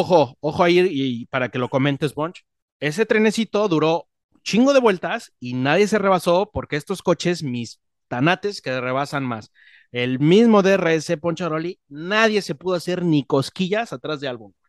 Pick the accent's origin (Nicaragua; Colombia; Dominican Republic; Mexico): Mexico